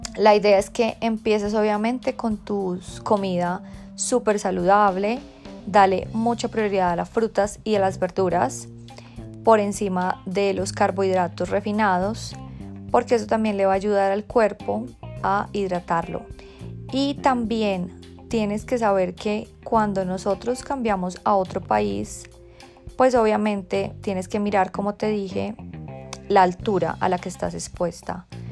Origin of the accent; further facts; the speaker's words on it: Bogotá, Colombia; moved away; desde Bogotá, mi tierra natal